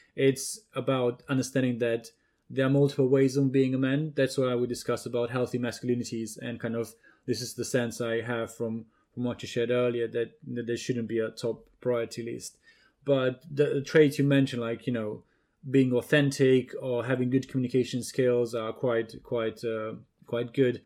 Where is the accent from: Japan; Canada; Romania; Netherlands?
Romania; moved away; Growing up in Romania, you know, different culture, different uh, context